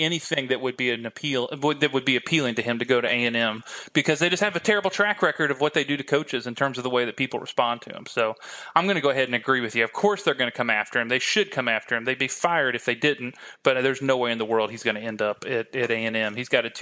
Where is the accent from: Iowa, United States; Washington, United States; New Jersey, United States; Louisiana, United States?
Iowa, United States; I'm from Iowa